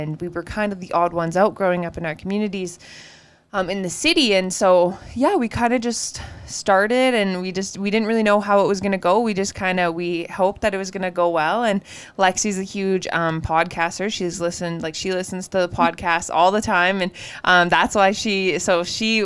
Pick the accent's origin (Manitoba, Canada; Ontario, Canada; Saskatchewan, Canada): Saskatchewan, Canada; Treaty 4 territory; also born or lived in Peepeekisis Cree Nation; we're from Treaty 4. We're sisters. We grew up. We're both Indigenous, but we grew up in an urban setting